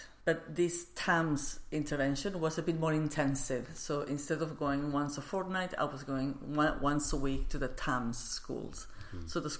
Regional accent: Barcelona, Catalonia, Spain; English is a second language; Yes, where I was born.

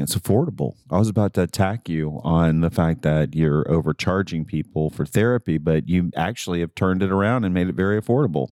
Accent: the South, United States; I am from the South

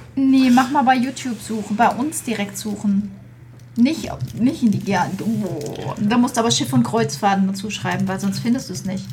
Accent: Flörsheim am Main, Hesse, Germany; ich bin geboren in Flörsheim am Main

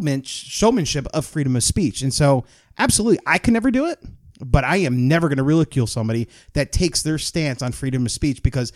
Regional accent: United States; But as an American not as a Black American

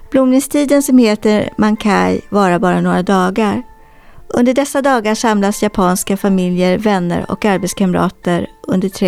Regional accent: Poland; Swedish is a second language; now in Sweden; Ehm, jag är från Polen men jag bor i Sverige.

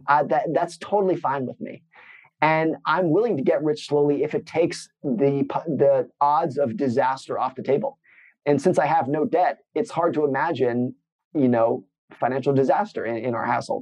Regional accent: United States; I grew up in Lake Tahoe in an area that was not like most

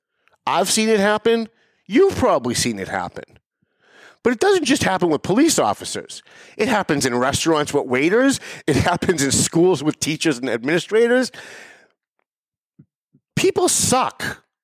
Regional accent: Lawrence, United States; I grew up in Lawrence.

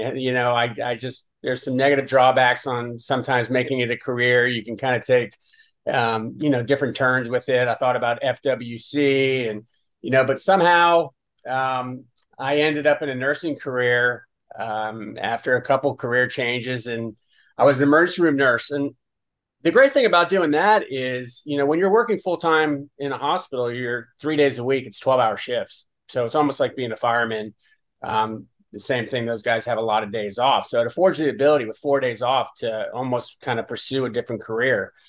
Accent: Dania Beach, Florida, United States; also born or lived in Stuart, Florida; I grew up on Dania Pier

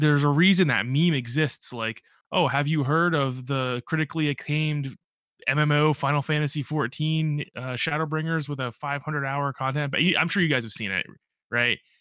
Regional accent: Central Pennsylvania, United States; I'm not from Western or Eastern P

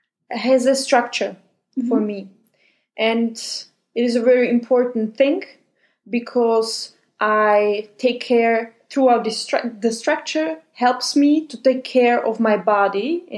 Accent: Slovakia; moved away as an adult; also born or lived in Austria / Spain; now in Germany; So I was born in Slovakia.

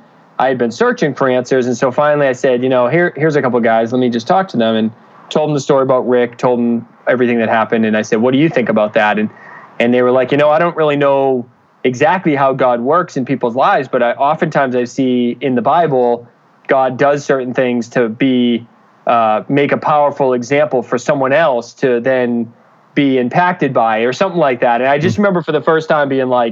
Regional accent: Danvers, Massachusetts, United States; also born or lived in Boston, Massachusetts; I'm originally from Boston, Massachusetts, actually Danvers, which is north of the city

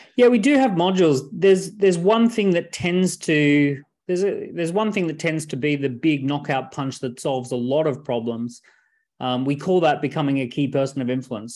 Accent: Australia; I was born in Australia

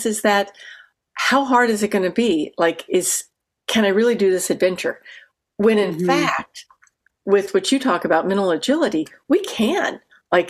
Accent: Texas, United States; I'm coming from Texas with the flattest water in the world

